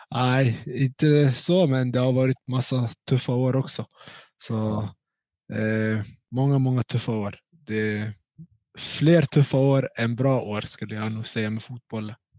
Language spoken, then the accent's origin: Swedish; Stockholm, Stockholm County, Sweden; moved away as an adult; also born or lived in Kurdistan, Iraq / Norrland; now in Jönköping, Sweden; Jag är uppväxt i Stockholm och eh, bott där hela